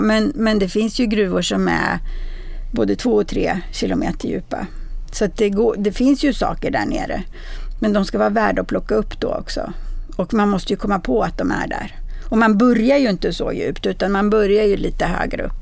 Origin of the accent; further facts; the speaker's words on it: Bergslagen, Sweden; Bergslagen, där jag kommer ifrån